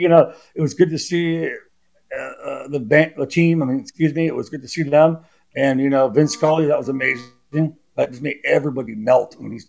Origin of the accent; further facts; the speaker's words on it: Los Angeles, California, United States; In Los Angeles, you know, born and raised in Hollywood, Santa Monica, in Genesee